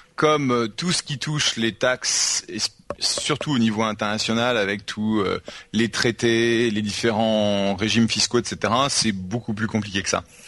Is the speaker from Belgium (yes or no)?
no; United States; now in France; je suis américain